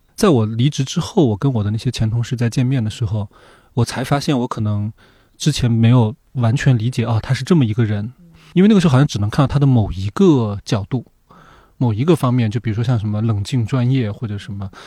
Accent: Sichuan, China; moved away; 我老家是四川，就是在我们那边有很多人，他就是只要有一点时间就会去打麻将、打牌

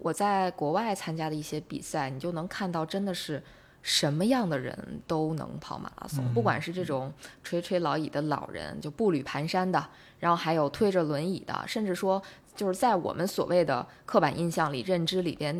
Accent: China; 是我们中国人

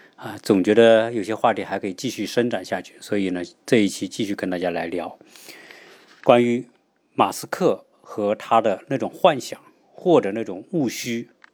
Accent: China; 我们中国人

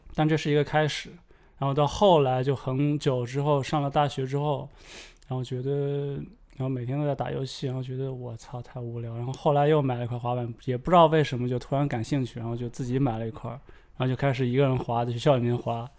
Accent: the Northwest, Northwest China, China; moved away as an adult; also born or lived in Shanghai; 我来自西北，然后之前是在上海，啊，之前在上海大概待了有八年

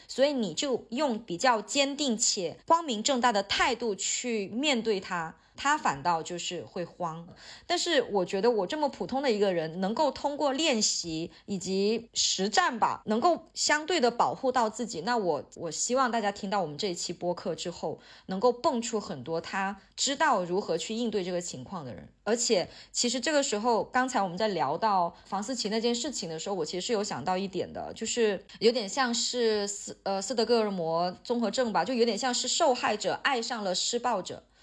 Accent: Hainan, China; 我会说海南话，因为我现在可能看起来不太像海南人了。 但事实上我海南话说得好得很

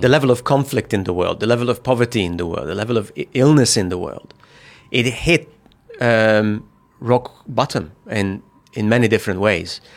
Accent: Hungary; moved away as an adult; also born or lived in Budapest; now in China; I come from Hungary

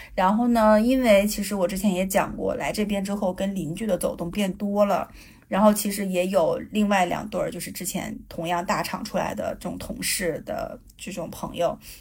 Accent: Northeast China, China; moved away as an adult; 我们东北人很爱吃的那种炖菜

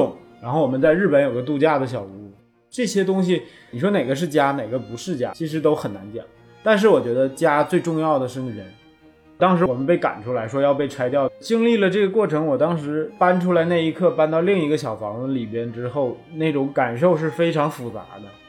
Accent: Northeast China, China; also born or lived in Shanghai / Xiamen; now in Beijing, China; 我我是东北人，

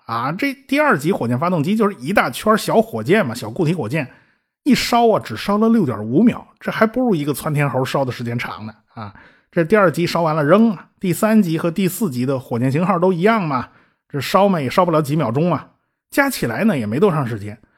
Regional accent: China; 我们中国人还是很值得自豪的啊

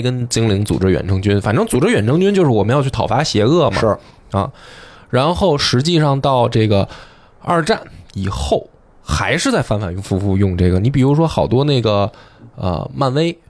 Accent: China; 我们是东方人嘛，我们是嗯，中国人

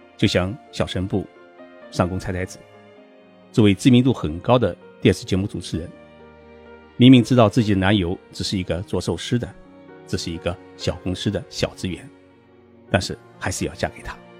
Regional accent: China; 按照我们中国人的概念

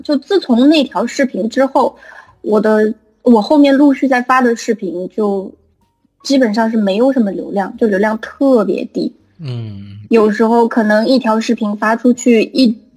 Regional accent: Guiyang, Guizhou, China; 我们三个都是，应该都是贵阳的

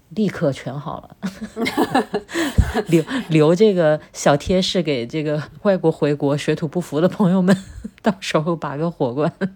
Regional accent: Wuhan, Hubei, China; moved away as an adult; 我在武汉生活了二十多年

